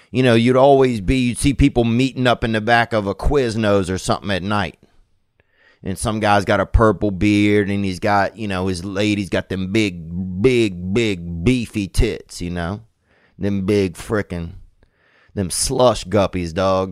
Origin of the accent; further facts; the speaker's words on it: Covington, Louisiana, United States; In Covington, that's my hometown